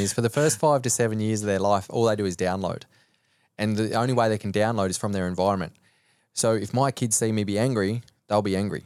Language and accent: English; Cobar, New South Wales, Australia; moved away as an adult; also born or lived in Sweden; now in Gold Coast, Australia; growing up in Cobar until I was almost eighteen years old